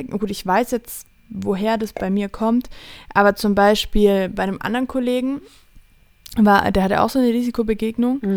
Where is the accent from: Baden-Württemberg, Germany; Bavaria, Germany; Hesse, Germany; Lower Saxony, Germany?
Bavaria, Germany; Allgäu; bei uns im Allgäu